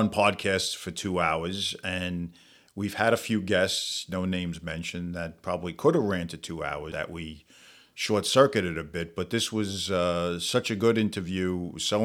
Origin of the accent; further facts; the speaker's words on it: New York City, New York, United States; accent: New York; moved away as an adult; also born or lived in Staten Island, New York; now in New Jersey, United States; I grew up in Brooklyn